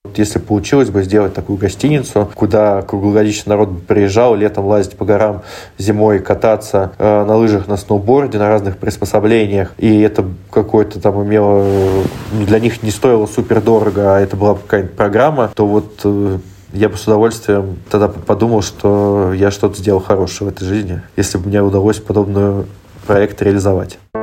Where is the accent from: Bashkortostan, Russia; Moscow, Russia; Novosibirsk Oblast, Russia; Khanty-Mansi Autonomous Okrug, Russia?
Moscow, Russia; moved away; я сам из Москвы, у меня там живут э, родители